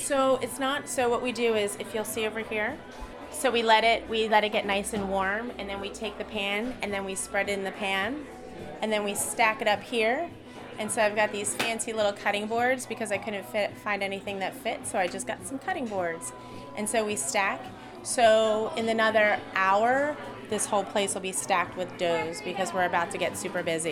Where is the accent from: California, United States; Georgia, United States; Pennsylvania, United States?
Pennsylvania, United States; Philadelphia; I grew up in Philly